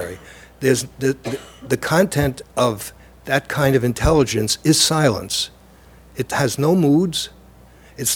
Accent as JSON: {"language": "English", "town": "New York City", "region": "New York", "country": "United States", "tie": "born or raised there", "also_born_or_lived": "Lower East Side, Manhattan", "said": "Growing up in the Lower East Side and then in Brooklyn"}